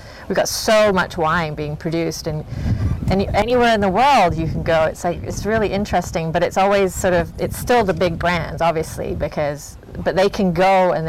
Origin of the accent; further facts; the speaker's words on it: England, United Kingdom; also born or lived in California; now in Oregon, United States; I grew up in England